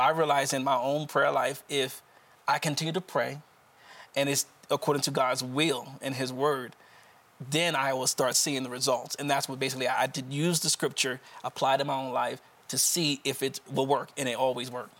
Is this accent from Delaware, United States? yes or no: yes; Wilmington, Delaware, United States; I'm from Wilmington, Delaware, right outside of the Philadelphia region.